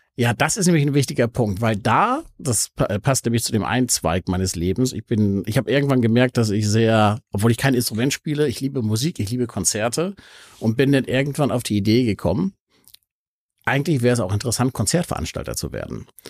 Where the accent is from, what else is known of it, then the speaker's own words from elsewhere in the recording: Hamburg, Germany; Also ich bin tatsächlich ein echter Hamburger. Ich bin aufgewachsen im Osten, im Bramfeld